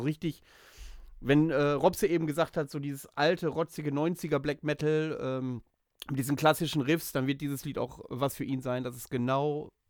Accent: Bielefeld, North Rhine-Westphalia, Germany; now in Greifswald, Germany; urspr ursprünglich bin ich aus Bielefeld oder Vorort von Bielefeld.

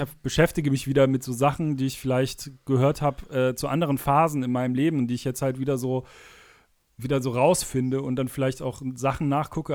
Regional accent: Cologne area, North Rhine-Westphalia, Germany; ich bin ja aus der Kölner Ecke

